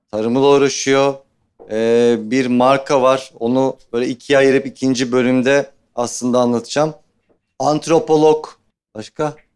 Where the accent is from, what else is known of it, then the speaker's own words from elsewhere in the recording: Nazilli, Aydın, Turkey; accent: Aydın dialect; also born or lived in Germany; ben aslen Nazilliyim. E, Almancıyım, gurbetçiyim. Gurbetçi bir ailenin çocuğuyum. Almanya'da doğdum aslında. Ana dilim Türkçe değil, ana dilim Aydın şivesi benim. Çünkü köyde büyüdüm ben.